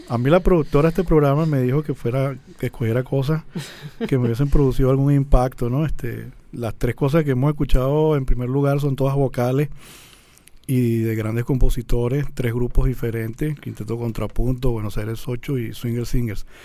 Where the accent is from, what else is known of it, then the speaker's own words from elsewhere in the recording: Guarenas, Miranda, Venezuela; also born or lived in Caracas; yo nací aquí en Caracas, pero mi familia se mudó a Guarena en el año